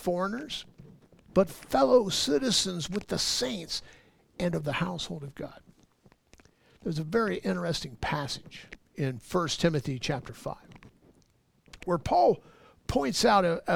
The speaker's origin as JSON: {"language": "English", "town": "Los Angeles", "region": "California", "country": "United States", "tie": "born or raised there", "moved": "yes", "lives_now": "Ohio, United States", "said": "I was born and raised in Los Angeles"}